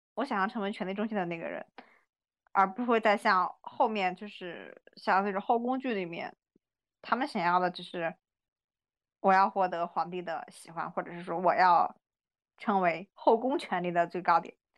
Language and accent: Chinese; China; 我老家旁，旁边，呃，山西有一个地方叫娘子关